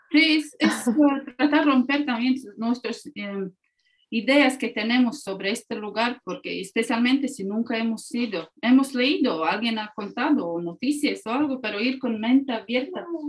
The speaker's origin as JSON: {"language": "Spanish", "country": "Latvia", "also_born_or_lived": "Mexico", "second_language": "Spanish"}